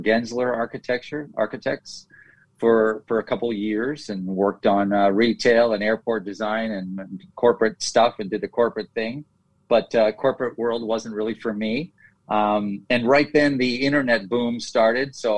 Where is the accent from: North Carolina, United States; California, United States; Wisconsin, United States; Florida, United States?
California, United States; Los Angeles; moved away as an adult; now in Costa Rica; was born here in Costa Rica, although grew up in Los Angeles.